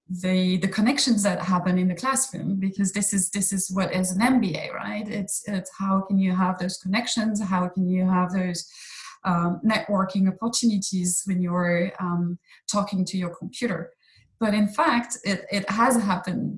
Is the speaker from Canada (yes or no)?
no; Fontainebleau, Île-de-France, France; moved away as an adult; also born or lived in Boston / Brazil; I was born here in Fontainebleau. And studied and as in college and high school in the region